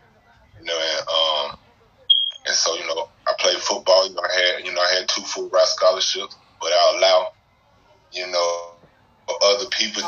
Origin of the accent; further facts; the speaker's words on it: Jackson, Mississippi, United States; moved away as an adult; now in Charlotte, United States; You know, I'm originally from Jackson, Mississippi. But I moved up here to Charlotte, North Carolina in 2005. I already had family that stayed up here when I moved up here.